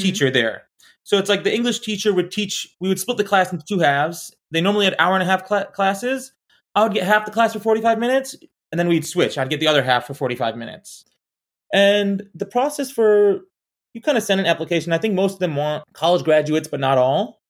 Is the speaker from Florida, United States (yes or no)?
yes; Orlando, Florida, United States; moved away; also born or lived in Arizona; I grew up in Orlando